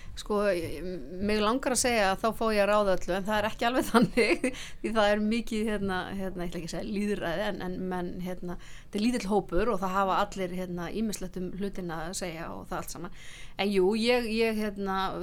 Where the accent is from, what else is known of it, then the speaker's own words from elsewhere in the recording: Akureyri, Northeastern Region, Iceland; now in Reykjavík, Iceland; ég er náttúrulega frá Akureyri og þó að ég sé búin að búa lengi enna hérna í, í bænum þá fer bara Akureyringurinn ekkert úr manni